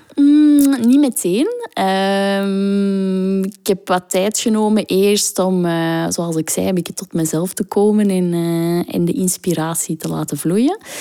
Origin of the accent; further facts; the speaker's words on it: Botswana; moved away; also born or lived in South Africa / Kenya; In Zuid-Afrika. En ik ben opgegroeid in Botswana.